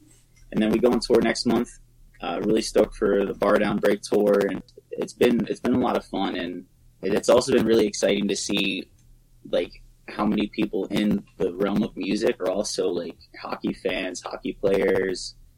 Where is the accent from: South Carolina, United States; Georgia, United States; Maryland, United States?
Maryland, United States; Southern; now in Orlando, United States; growing up in Southern Maryland